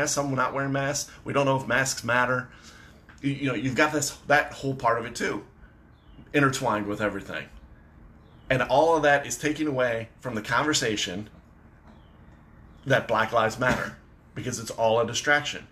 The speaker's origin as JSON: {"language": "English", "region": "Michigan", "country": "United States", "said": "I'm from Michigan"}